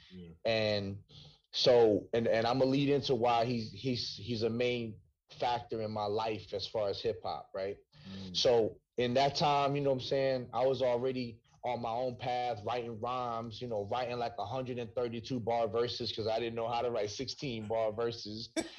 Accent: Hightstown, New Jersey, United States; also born or lived in Bronx, New York; So I grew up in Jersey. You know what I'm saying? Oh. I grew up in Hightstown, New Jersey.

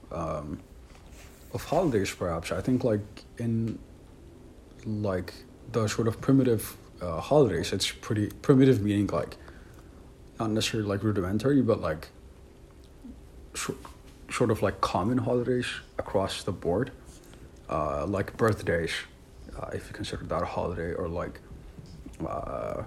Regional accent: Ethiopia; I'm from Ethiopia, so it's like a very like well integrated like multicultural multi-religious society

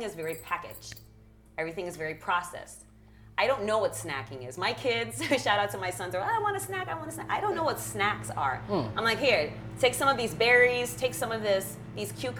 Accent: Stamford, Connecticut, United States; English is a second language; also born or lived in Berlin, Germany; I grew up in Stanford when we immigrated here

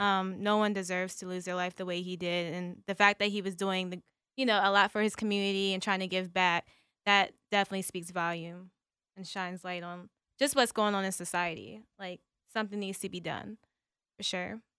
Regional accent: Calvert County, Maryland, United States; now in Glen Burnie, United States; I'm from Glen Burnie. Uh, I would say Calvert County, but no one ever knows where that is. So I live in Glen Burnie right now

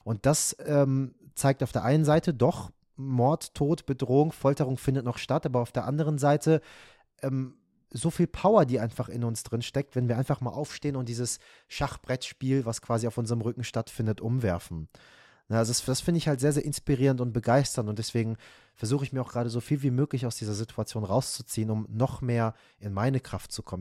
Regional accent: Iran; moved away; von meinem Herkunftsland sprechen, also Iran

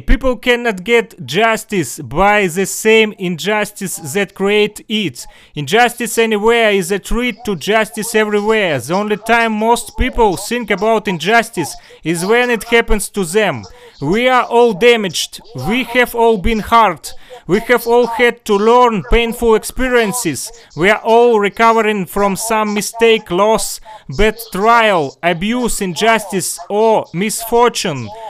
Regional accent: Russia; English is a second language; I'm far from New York. I'm far from USA. I'm from Russia.

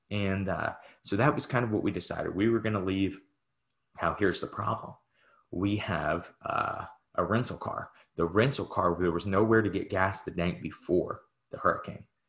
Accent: Midwest, United States; We're both from the Midwest

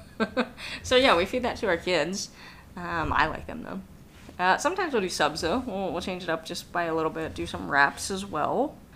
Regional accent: East Coast, United States; moved away; I'm originally from the East Coast

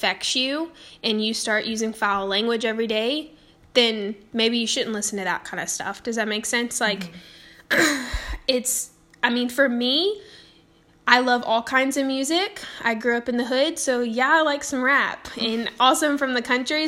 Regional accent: the South, United States; I grew up in the South

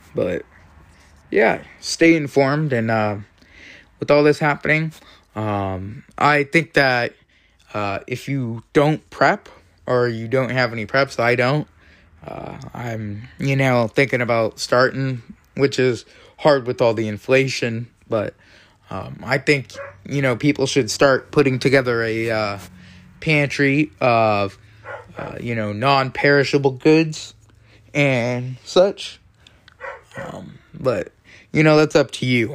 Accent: Maine, United States; I have a rhino as a senator for my home state, Susan Collins

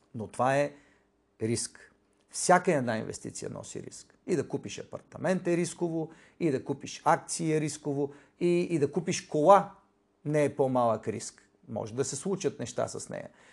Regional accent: Bulgaria; аз съм българин

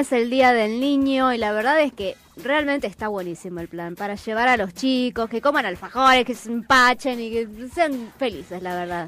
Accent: Chaco, Argentina; moved away; yo soy del Chaco

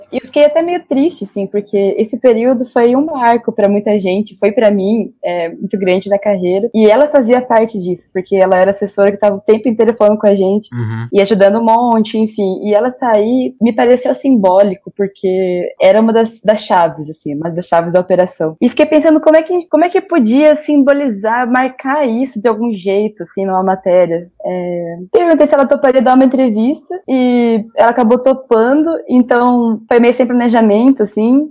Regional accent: Marília, São Paulo, Brazil; moved away as an adult; also born or lived in Curitiba, Brazil; now in Brasília, Brazil; eu sou de Marília, no interior de São Paulo

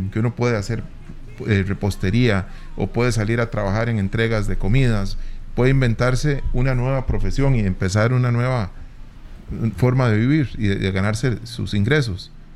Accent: Costa Rica; somos ticos

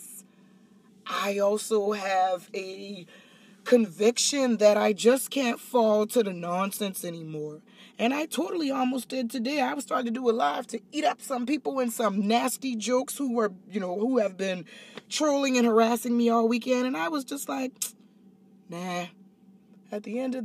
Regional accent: Charleston, United States; moved away as an adult; So my hometown has been taking up this torch against me

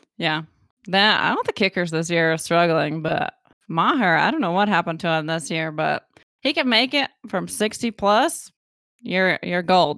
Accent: West Virginia, United States; accent: West Virginia; that's my accent coming out

